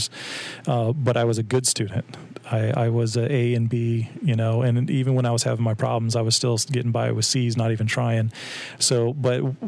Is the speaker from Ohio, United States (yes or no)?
no; New Port Richey, Florida, United States; I grew up in Pasco County, Newport